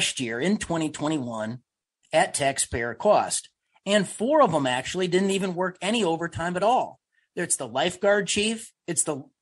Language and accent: English; Illinois, United States; I'm from Illinois